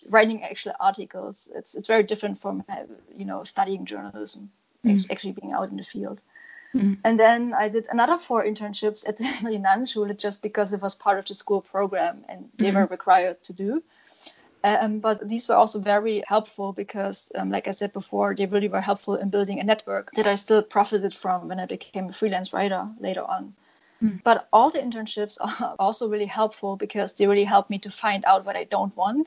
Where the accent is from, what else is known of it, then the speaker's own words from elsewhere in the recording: Leipzig, Saxony, Germany; Leipzig, my hometown